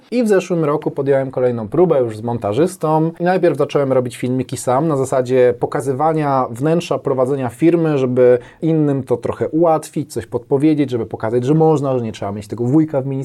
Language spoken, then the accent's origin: Polish; Bielsko-Biała, Silesian Voivodeship, Poland; Jestem z Bielska.